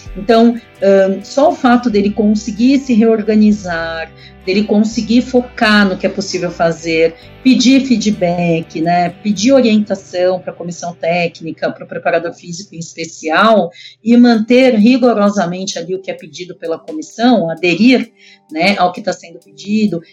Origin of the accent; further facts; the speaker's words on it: Brazil; Nós somos brasileiros